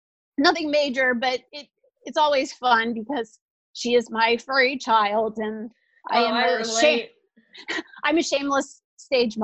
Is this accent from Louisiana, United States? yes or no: yes; New Orleans, Louisiana, United States; born or raised there